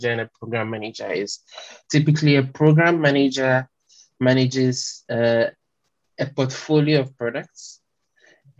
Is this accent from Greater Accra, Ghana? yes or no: no; Kwamosu, Eastern Region, Ghana; first language French; English is a second language; I come from a small village called Kwamosu, which is in the eastern region.